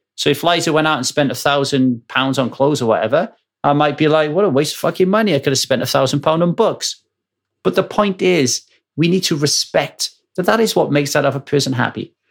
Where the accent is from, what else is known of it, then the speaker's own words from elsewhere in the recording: Ogmore Vale, Wales, United Kingdom; moved away; where I grew up in Ogmore Vale